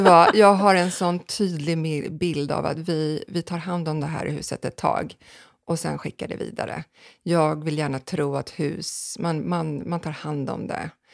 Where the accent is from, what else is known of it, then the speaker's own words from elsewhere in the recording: Sweden; Tre kvarter härifrån, det här huset, så um, växte jag upp